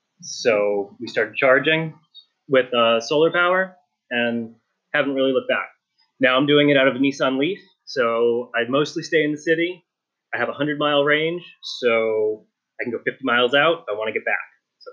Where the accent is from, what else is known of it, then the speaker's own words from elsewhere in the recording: Pensacola, Florida, United States; So I'm from Pensacola, Florida.